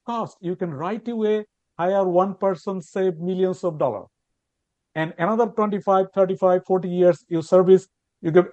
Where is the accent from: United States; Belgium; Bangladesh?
Bangladesh; now in Canada; in Bangladesh, so which is my home country